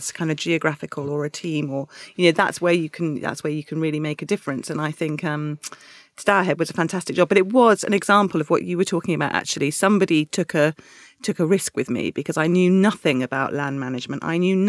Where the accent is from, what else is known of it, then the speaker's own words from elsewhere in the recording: Dorset, South West England, United Kingdom; I grew up in Dorset